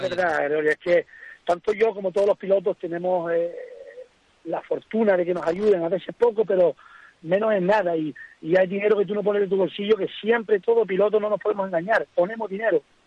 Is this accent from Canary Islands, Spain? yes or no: yes; Fataga, Canary Islands, Spain; soy de Fataga, que mi tramo reina Fataga, es Arteara, llevo pasando por esa carretera desde que iba a la guardería